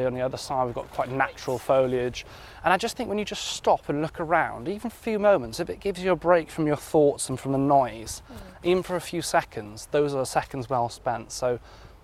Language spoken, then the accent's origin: English; Wales, United Kingdom; growing up in Wales, in countryside